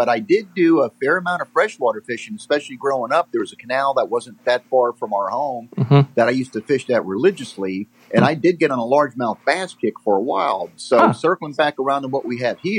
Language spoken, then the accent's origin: English; North Miami Beach, Florida, United States; now in Parkland, United States; I grew up fishing out of Hallover, North Miami Beach.